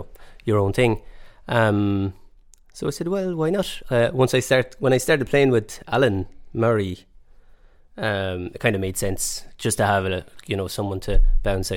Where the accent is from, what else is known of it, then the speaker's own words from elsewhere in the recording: France; I grew up in France